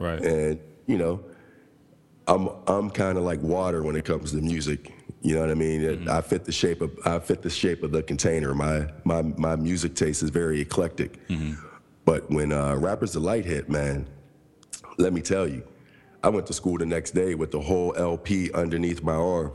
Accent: Pittsburgh, Pennsylvania, United States; also born or lived in Coraopolis, Pennsylvania; I'm from Pittsburgh, PA. Um, from two areas there actually, because I. Uh, grew up on the north side of Pittsburgh

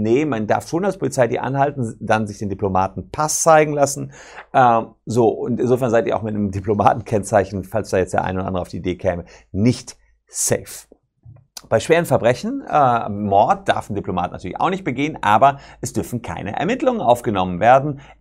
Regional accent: Germany; Bei uns Deutschen

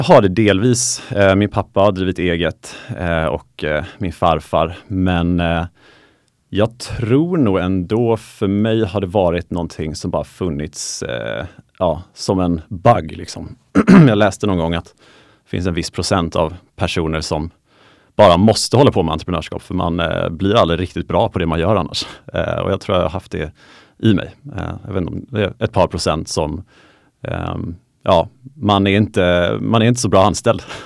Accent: Småland, Kalmar County, Sweden; Det var nere i Småland där jag är ifrån. Så jag kommer från, från Kalmar län

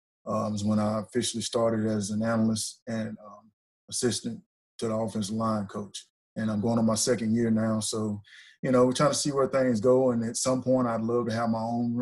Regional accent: Ripley, Mississippi, United States; moved away as an adult; also born or lived in Auburn, Alabama; I'm originally from North Mississippi. Played at Ripley High School, Ripley Tigers.

